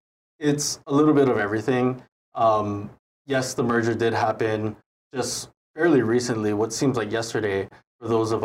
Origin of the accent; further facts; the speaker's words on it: Waianae, Hawaii, United States; also born or lived in Israel; I was born and raised here in Hawaii. I grew up out in Waianae on Oahu. And I spent pretty much all my life here.